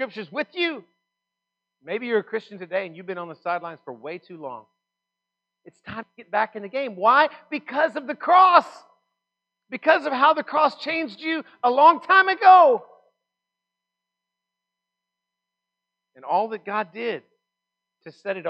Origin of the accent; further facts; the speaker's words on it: Texas, United States; I'm from Texas